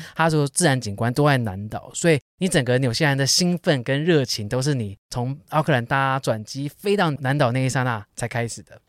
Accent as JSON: {"language": "Chinese", "region": "Taipei", "country": "Taiwan", "said": "就像我们台北人周末去淡水的感觉"}